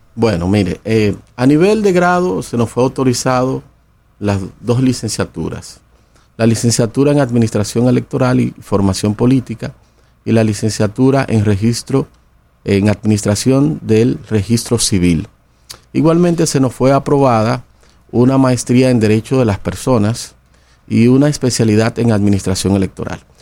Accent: Dominican Republic; como dominicanos que somos

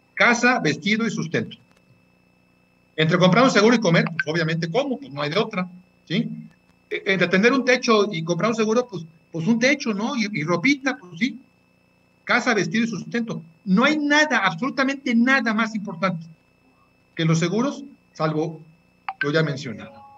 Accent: Mexico

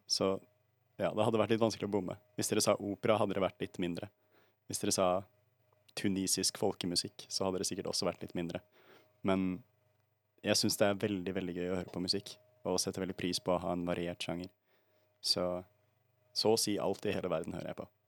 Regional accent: Bergen, Vestland, Norway; Jeg er også fra Bergen, og jeg har også bare bodd i Bergen

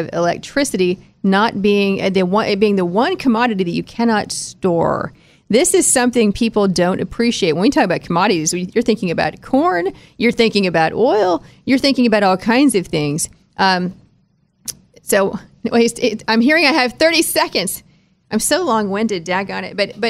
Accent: United States; as an American

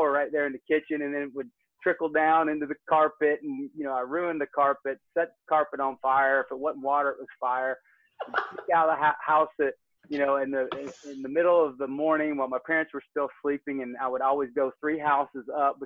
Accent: Northwest Georgia, United States; also born or lived in Michigan City, Indiana / Dallas, Texas; I am a Northwest Georgia boy. I'm a has-been Yankee. I live in Kennesaw, Georgia. I got moved down here in 1985, kicking and screaming with my sister and my mom

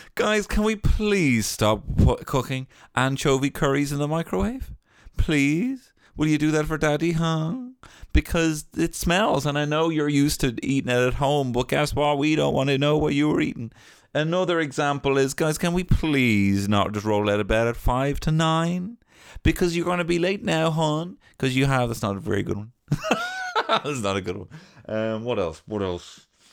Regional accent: Ireland; growing up in Ireland

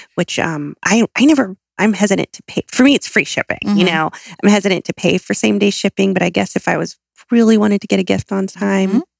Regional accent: Southern California, United States; I'm from Southern California

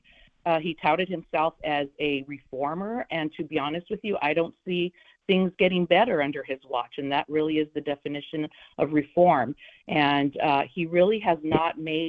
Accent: Los Angeles, California, United States; I grew up in the Boyle Heights area of Los Angeles

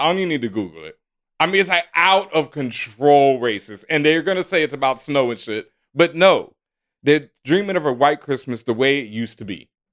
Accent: Texas, United States; I grew up in Texas, and growing up in Texas, in elementary school, we learned square dancing

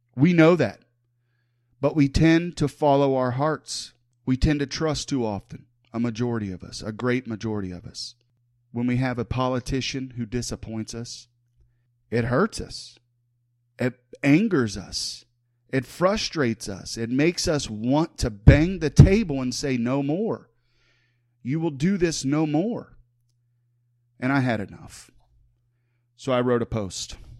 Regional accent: Huber Heights, Ohio, United States; I was born and raised in the city of Huber Heights

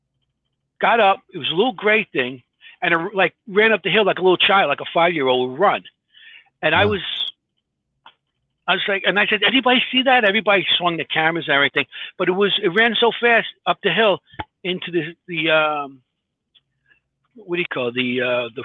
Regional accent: New York City, New York, United States; I'm from Queens

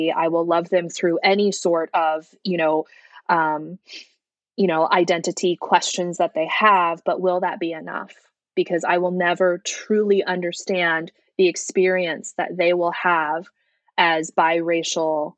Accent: San Francisco, California, United States; first language Mandarin; also born or lived in China; I grew up in San Francisco

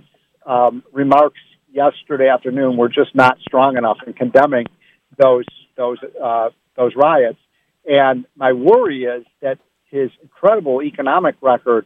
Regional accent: Chicago, Illinois, United States; I'm from Chicago.

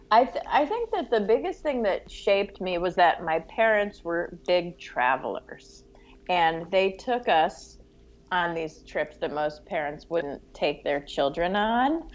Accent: New York City, New York, United States; also born or lived in Montreal, Canada; I loved growing up in New York

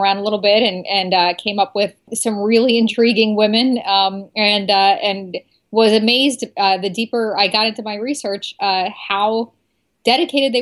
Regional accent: Philadelphia, Pennsylvania, United States; now in Atlanta, United States; I was born and raised in Philadelphia

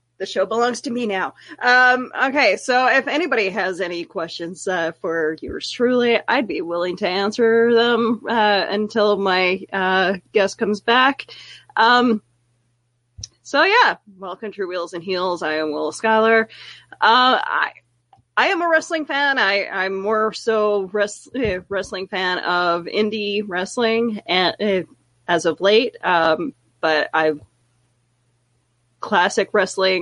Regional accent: Canada; I'm Canadian

